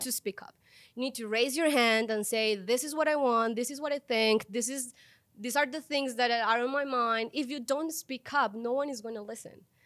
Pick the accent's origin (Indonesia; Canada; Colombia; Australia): Colombia; moved away as an adult; now in Mexico; I was born in Colombia